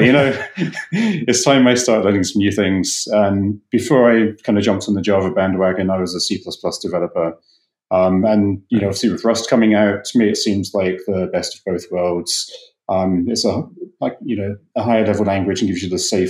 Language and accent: English; England, United Kingdom; moved away as an adult; also born or lived in London; now in United States; I'm from England originally.